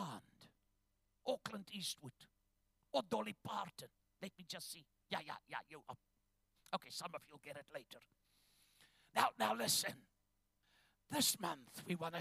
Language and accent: English; Ndola, Copperbelt Province, Zambia; moved away; also born or lived in Chingola, Zambia; I was born in northern Rhodesia on the copper mines in a place called Shingola. It's today Zambia. We lived in a town called Ndola